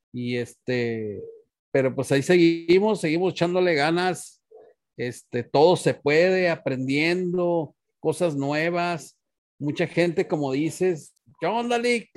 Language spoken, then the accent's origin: Spanish; Sonora, Mexico; yo soy nativo de Sonora. Toda mi familia somos de Sonora